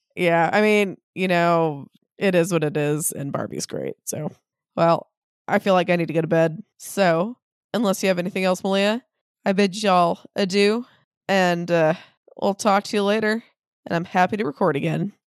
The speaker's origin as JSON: {"language": "English", "area": "Maui", "region": "Hawaii", "country": "United States", "said": "we are from Maui"}